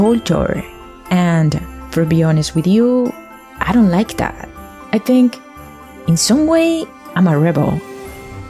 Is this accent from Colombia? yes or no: yes; Colombia; moved away; I'm coming from Latin America, more exactly, I'm Colombian